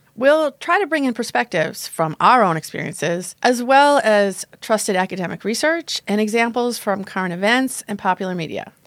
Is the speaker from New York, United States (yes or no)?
yes; Long Island, New York, United States; I grew up on Long Island, strict Roman Catholic family strict upbringing